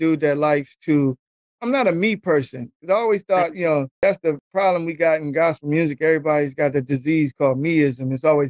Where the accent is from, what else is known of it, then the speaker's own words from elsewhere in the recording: Topeka, Kansas, United States; also born or lived in Los Angeles / El Paso; Well, I was born in Los Angeles, raised in El Paso and Topeka, Kansas. Spent my youthful years in El Paso. My mom's married a military dude, and we ended up moving to Kansas. I spent the rest of my years in Topeka.